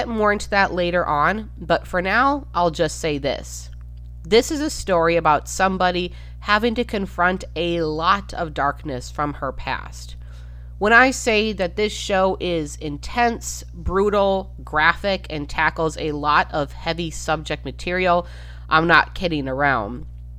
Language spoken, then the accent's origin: English; Midwest, United States; And even though I'm from the Midwest, and this is, as we went over, a far more southern than Midwestern town, I could still relate.